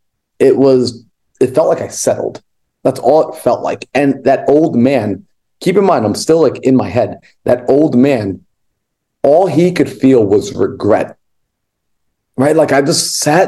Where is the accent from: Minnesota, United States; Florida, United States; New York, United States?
New York, United States; moved away as an adult; now in Arizona, United States; I was born and raised in New York